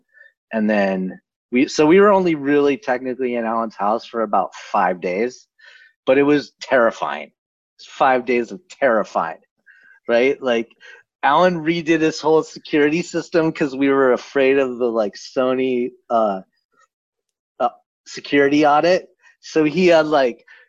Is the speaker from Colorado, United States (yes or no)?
yes; Boulder, Colorado, United States; moved away as an adult; now in Los Angeles, United States; I lived in Boulder. I'm from Boulder